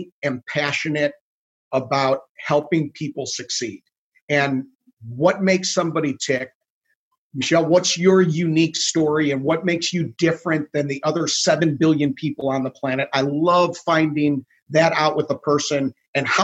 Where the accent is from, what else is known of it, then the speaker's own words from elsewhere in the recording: Chicago, Illinois, United States; I grew up in the Chicago area because my dad worked for Wilson